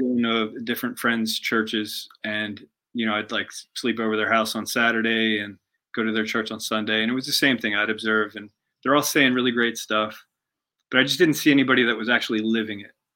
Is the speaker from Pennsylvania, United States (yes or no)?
yes; Pennsylvania, United States; now in Kentucky, United States; I grew up in Pennsylvania, about um, maybe like 40 minutes outside of Philly.